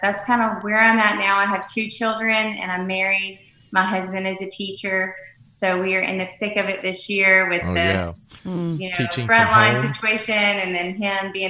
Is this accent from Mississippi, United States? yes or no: yes; Oxford, Mississippi, United States; moved away as an adult; also born or lived in Erie, Pennsylvania / Oregon; I'm originally from Mississippi. I grew up in Oxford